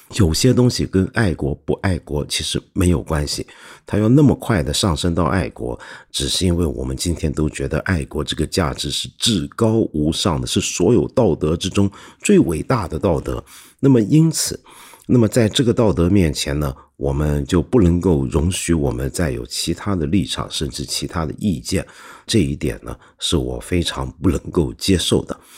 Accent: Hong Kong; 我们的一般香港人

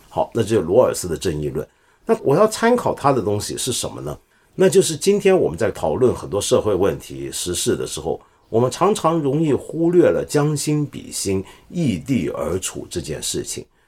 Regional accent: China; 我们中国人

